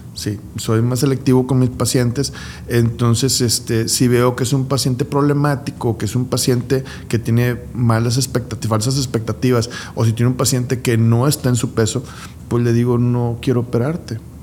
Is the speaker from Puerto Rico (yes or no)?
no; Guadalupe, Nuevo León, Mexico; somos guadalupecas